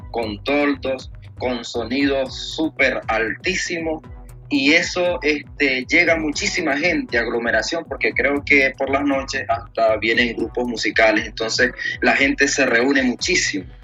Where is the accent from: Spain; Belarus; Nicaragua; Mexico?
Nicaragua; Que como nicaragüenses este, llevamos ya desde muchísimos años en nuestros hombros.